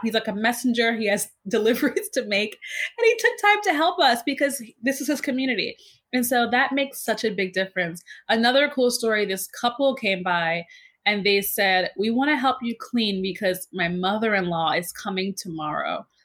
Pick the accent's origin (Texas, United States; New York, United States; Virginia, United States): New York, United States; New York City; also born or lived in Harlem, New York City; I was born in Harlem, but then I my family moved us to Queens just because Harlem it wasn't super safe at the time. So I pretty much grew up in Queens